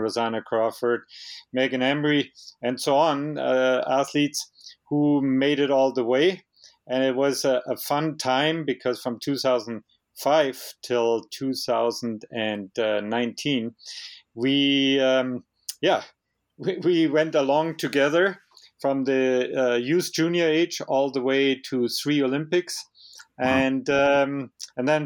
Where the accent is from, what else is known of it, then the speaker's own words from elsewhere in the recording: Mittenwald, Bavaria, Germany; English is a second language; moved away as an adult; also born or lived in Canada; now in Canmore, Canada; as you hear by my accent, it's the Bavarian Alps where I grew up. It's a place about halfway between Munich and Innsbruck called Mittenwald.